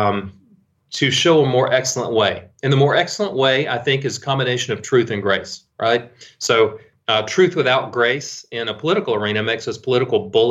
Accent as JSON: {"language": "English", "country": "United States", "said": "we as American Christians"}